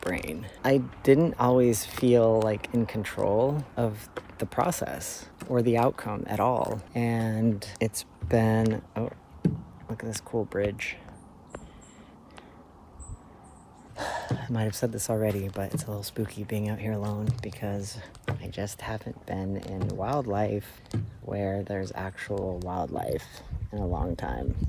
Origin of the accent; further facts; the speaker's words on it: Denver, Colorado, United States; moved away; also born or lived in Florida / Toronto; I grew up in Denver, Colorado and in Florida, where there was tons of wildlife, but I've spent the last 15 years in Toronto